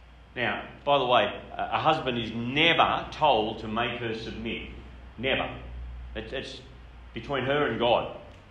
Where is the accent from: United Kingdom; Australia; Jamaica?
Australia; Grafton, New South Wales; I grew up in Grafton. It's a beautiful town about an hour north of Coffs Harbour